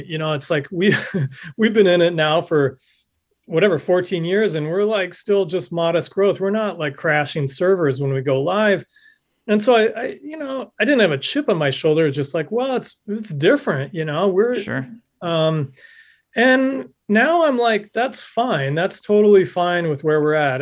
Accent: Nebraska, United States; moved away; my home state of Nebraska

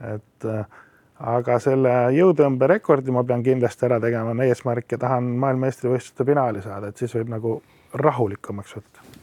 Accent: Estonia; also born or lived in Australia; ma olen ju eestlane

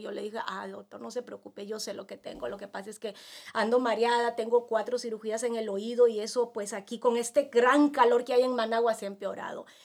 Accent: Peru; moved away as an adult; also born or lived in Nicaragua / India; now in El Salvador; durante siete años había tenido más de 35 médicos en mi país, en Perú

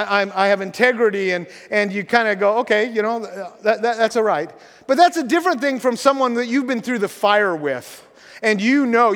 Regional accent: Washington, United States; I grew up in Grays Harbor, and I love the ocean most of all in the winter.

